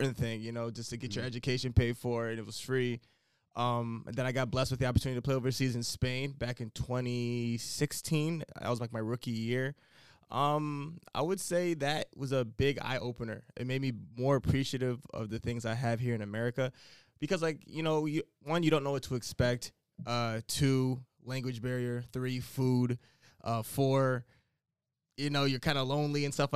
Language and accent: English; United States; moved away as an adult; I'm the American